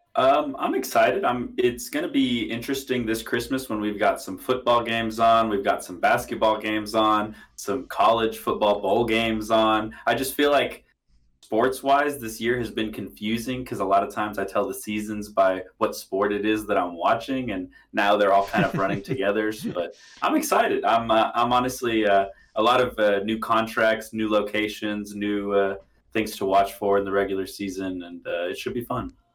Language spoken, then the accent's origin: English; Houston, Texas, United States; I grew up in Houston